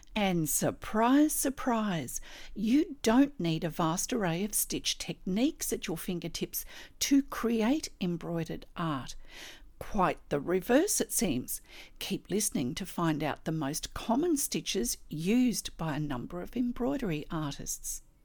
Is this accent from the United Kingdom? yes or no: no; Australia; I'm an Australian textile artist